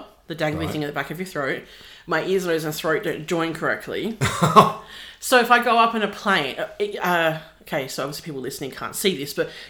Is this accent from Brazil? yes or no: no; Joondalup, Western Australia, Australia; also born or lived in Wembley, Western Australia; I have lived in the city of Wanneroo or city of Joondalup minus 2 years for the entire of my existence.